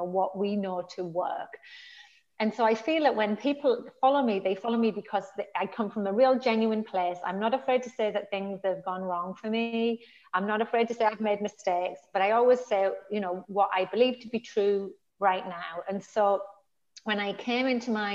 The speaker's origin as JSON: {"language": "English", "region": "the north of England", "country": "United Kingdom", "moved": "as an adult", "said": "I'm from the north of England."}